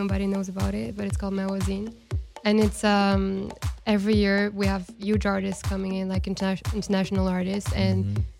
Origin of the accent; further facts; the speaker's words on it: Casablanca, Casablanca-Settat, Morocco; also born or lived in Spain / Switzerland; now in Los Angeles, United States; So I grew up in Casablanca, and it's actually really similar to LA.